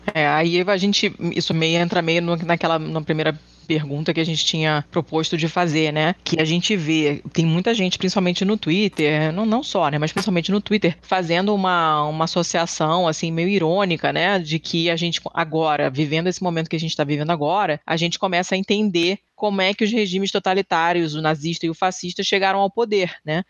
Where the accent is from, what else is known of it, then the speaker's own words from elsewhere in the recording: Rio de Janeiro, Brazil; eu sou do Rio e, e, cresci na Lagoa